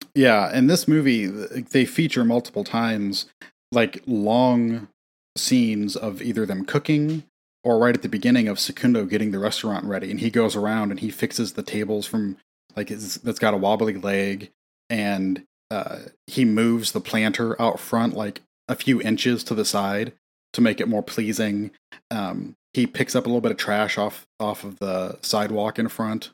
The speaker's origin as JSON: {"language": "English", "region": "Midwest", "country": "United States", "said": "being from the Midwest"}